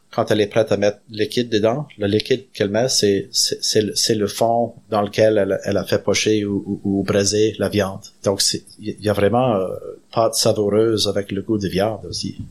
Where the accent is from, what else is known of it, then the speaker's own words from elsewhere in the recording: Canada; je suis fier d'être Acadien